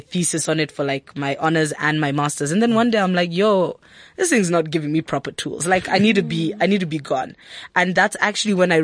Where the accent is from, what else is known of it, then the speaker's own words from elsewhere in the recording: Kenya; now in South Africa; I live in South Africa as a Kenyan